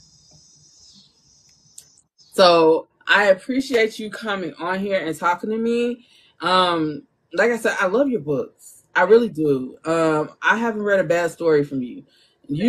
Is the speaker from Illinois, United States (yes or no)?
yes; Chicago, Illinois, United States; I'm from Chicago